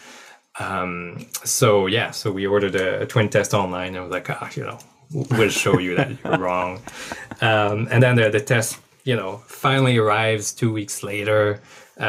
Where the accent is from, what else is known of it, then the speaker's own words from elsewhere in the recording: Saguenay, Quebec, Canada; first language French; English is a second language; moved away as an adult; now in Vancouver, Canada; I grew up in Saguenay, north of Quebec.